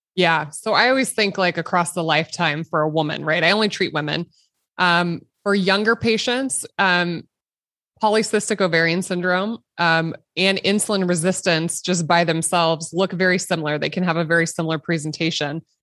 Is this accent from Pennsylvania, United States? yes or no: no; Nebraska, United States; a little girl growing up in Nebraska, which is currently where I practice. So I'm, I'm born and raised, and I, I haven't really left the state